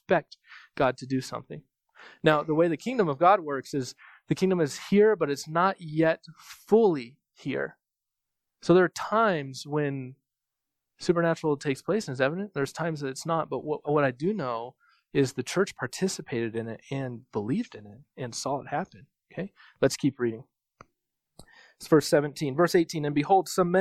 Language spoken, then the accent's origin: English; United States; I'm from America